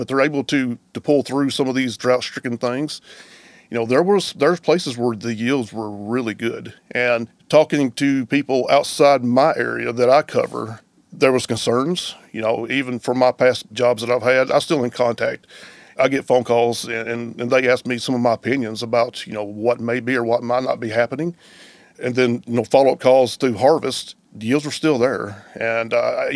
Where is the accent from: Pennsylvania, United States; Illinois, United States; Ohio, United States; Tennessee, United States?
Tennessee, United States; West; moved away as an adult; now in Iowa, United States; I hail from Tennessee, from West Tennessee. Come from a diverse farming operation there